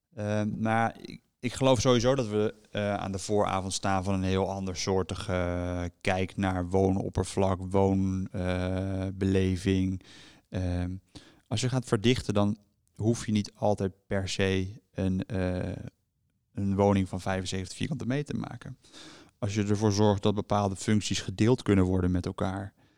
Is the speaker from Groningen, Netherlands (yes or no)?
no; Haarlem, North Holland, Netherlands; also born or lived in Enschede / The Hague; now in Delft, Netherlands; ik ben zelf eh, geboren in Haarlem, heb een tijdje in Enschede gewoond en woon nu overigens in Delft